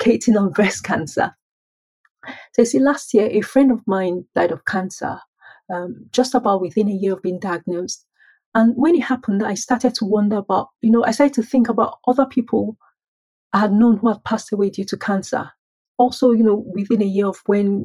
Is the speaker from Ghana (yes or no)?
no; Nigeria; moved away as an adult; now in United Kingdom; I was born and raised in Nigeria by middle-class parents